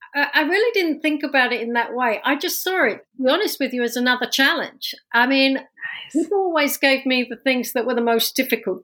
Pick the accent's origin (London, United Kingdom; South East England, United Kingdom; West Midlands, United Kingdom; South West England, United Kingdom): London, United Kingdom; accent: London; moved away as an adult; now in New Jersey, United States; this accent's from London, born and raised